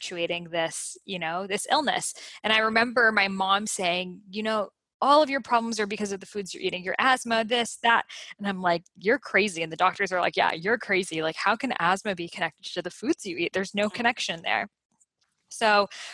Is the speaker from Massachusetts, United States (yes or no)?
yes; Boston, Massachusetts, United States; English is a second language; I lived in Boston. I grew up in Boston